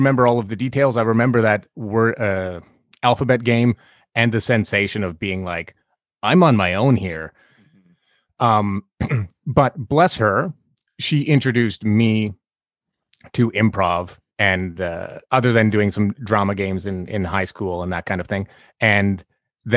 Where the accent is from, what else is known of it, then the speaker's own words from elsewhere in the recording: Summerland, British Columbia, Canada; moved away; I'm from Summerland